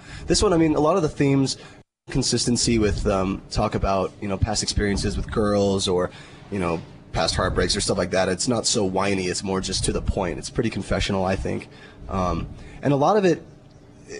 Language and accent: English; Las Vegas, Nevada, United States; also born or lived in St. George, Utah; lived in Vegas since I was two.